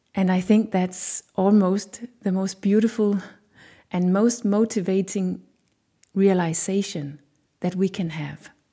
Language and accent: English; Denmark; I have a Danish culture inside of me